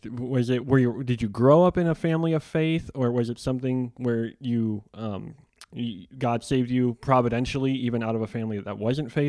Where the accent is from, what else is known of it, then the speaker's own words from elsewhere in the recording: Chicago, Illinois, United States; moved away as an adult; now in Kansas City, United States; I grew up in Chicago in the '90s